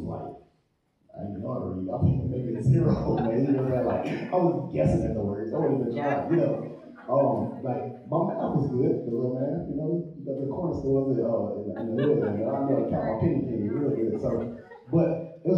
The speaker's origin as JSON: {"language": "English", "town": "St. Louis", "region": "Missouri", "country": "United States", "tie": "born or raised there", "said": "Grew up in St. Louis. Grew up in the hood"}